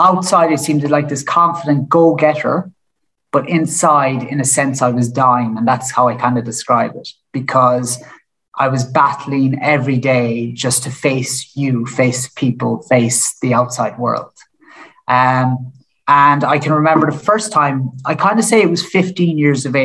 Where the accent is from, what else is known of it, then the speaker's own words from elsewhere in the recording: Killarney, Munster, Ireland; moved away; I'm from Killarney. Lucky enough to grow up in Killarney